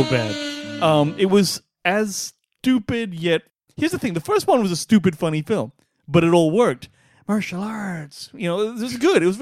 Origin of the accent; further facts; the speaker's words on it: Australia; as an Aussie